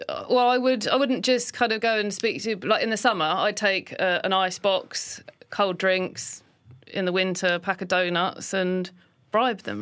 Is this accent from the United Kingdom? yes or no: yes; Lewes, South East England, United Kingdom; also born or lived in London; when I was six or seven is when we moved from London. So a lot of my childhood was spent in Sussex.